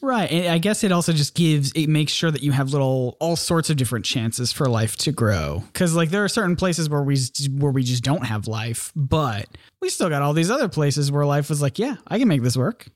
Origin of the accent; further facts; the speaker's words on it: South Carolina, United States; South Carolina